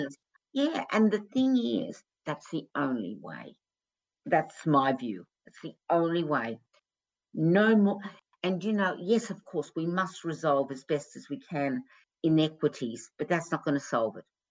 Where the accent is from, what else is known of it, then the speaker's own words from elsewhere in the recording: Australia; when I was growing up in Australia